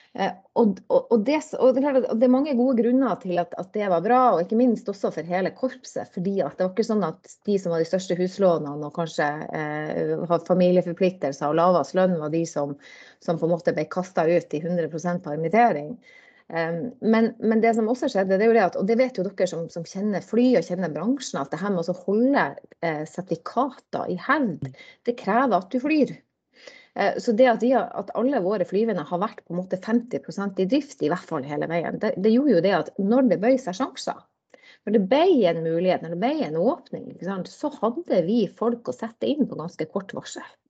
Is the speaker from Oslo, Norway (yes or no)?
no; Fauske, Nordland, Norway; also born or lived in Bodø; now in Drammen, Norway; jeg er, jo, born and bred. Da, sånn jeg er jo, jeg jo eh, bodøværing, eller fauskeværing egentlig